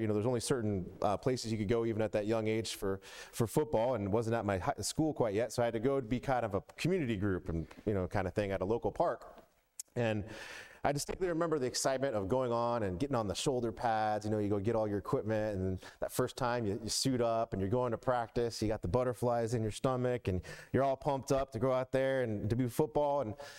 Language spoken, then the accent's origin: English; Atlanta, Georgia, United States; But I was all about football growing up in the South. As many of you know, I grew up, moved around a lot, but I lived a lot of time, most of my life in Atlanta one way or another.